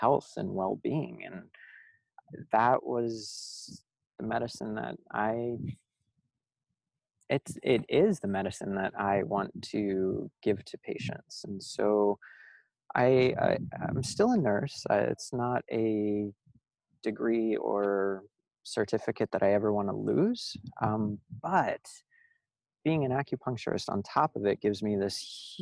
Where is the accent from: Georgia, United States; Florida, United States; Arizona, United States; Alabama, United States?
Florida, United States; Miami; also born or lived in Chicago; now in Los Angeles, United States; I'm from Miami